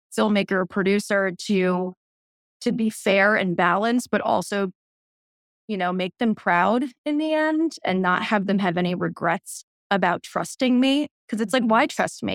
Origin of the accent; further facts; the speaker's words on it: New York City, New York, United States; I grew up in New York City, and both my parents were photojournalists